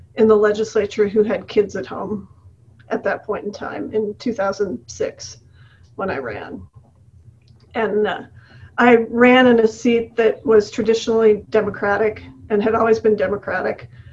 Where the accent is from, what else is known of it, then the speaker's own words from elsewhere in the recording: Campbell County, west of Gillette, Wyoming, United States; also born or lived in Denver, Colorado; now in Cheyenne, United States; I grew up in Campbell County I was raised on a, a ranch on Wild Horse Creek west of Gillette